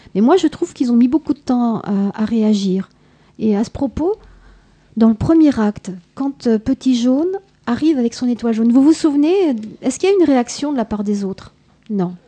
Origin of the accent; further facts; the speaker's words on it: France; chez nous, en France